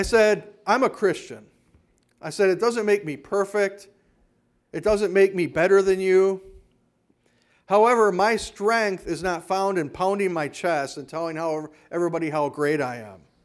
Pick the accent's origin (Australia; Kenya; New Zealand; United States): United States; Hayward, Wisconsin; also born or lived in Kenosha, Wisconsin; now in Whitehall, United States; growing up in Hayward, where our water came out of a well